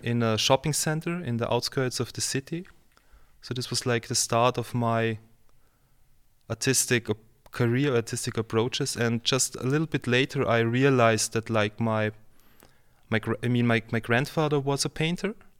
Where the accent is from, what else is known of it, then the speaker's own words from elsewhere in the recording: Vienna, Austria; also born or lived in Lower Austria; I'm from Vienna, so I was born in Vienna, and I kind of, since then I live and work in Vienna and Lower Austria